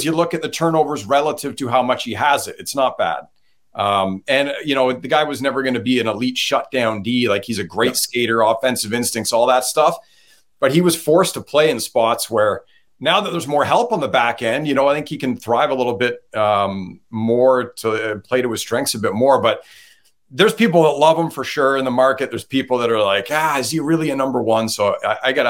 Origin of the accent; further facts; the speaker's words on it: Ottawa, Ontario, Canada; moved away; I'm from Ottawa originally